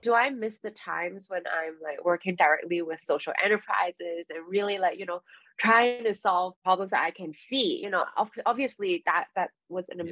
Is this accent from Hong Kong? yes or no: yes; Hong Kong; moved away; I moved back to Hong Kong for personal reasons, I'm from Hong Kong